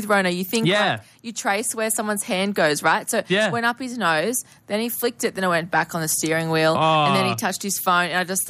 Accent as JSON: {"language": "English", "town": "Newcastle", "region": "New South Wales", "country": "Australia", "moved": "yes", "said": "I'm from Newcastle."}